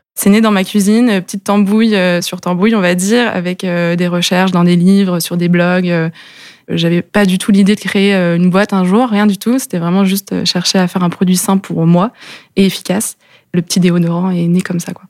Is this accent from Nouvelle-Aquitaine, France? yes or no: no; Lannion, Brittany, France; on est tous les deux nés à l'Agnon. on a fait nos études là-bas